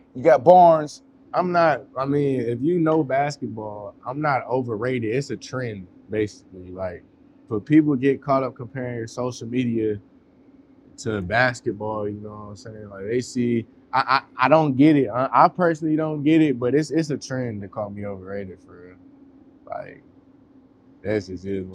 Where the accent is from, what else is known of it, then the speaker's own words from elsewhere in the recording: West Coast, United States; now in North Carolina, United States; I'm from the West Coast